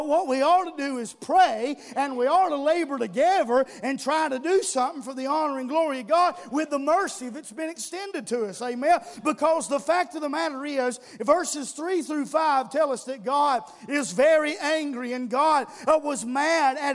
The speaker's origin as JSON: {"language": "English", "country": "United States", "said": "we're Americans"}